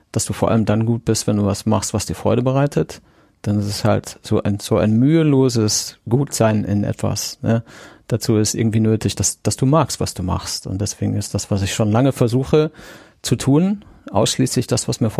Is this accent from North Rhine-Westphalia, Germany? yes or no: yes; Siegen, North Rhine-Westphalia, Germany; born there; geboren bin ich in Siegen, das hatten wir schon, und das ist äh, am 30. Juni 1976 gewesen.